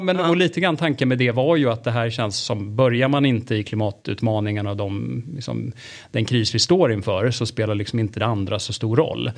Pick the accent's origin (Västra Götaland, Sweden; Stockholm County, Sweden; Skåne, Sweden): Stockholm County, Sweden; Stockholm; vi är rätt många stockholmare